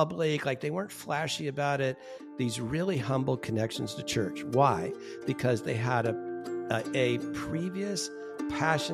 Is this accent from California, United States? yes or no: yes; Orange County, California, United States; I'm from Orange County, California